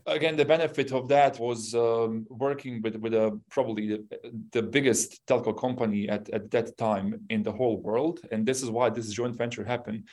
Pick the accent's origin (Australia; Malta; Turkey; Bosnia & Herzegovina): Bosnia & Herzegovina; English is a second language; moved away; also born or lived in Yugoslavia; I'm originally from Bosnia